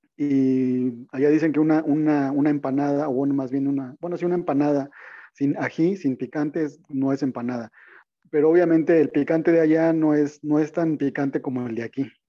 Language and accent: Spanish; Mexico; uno como mexicano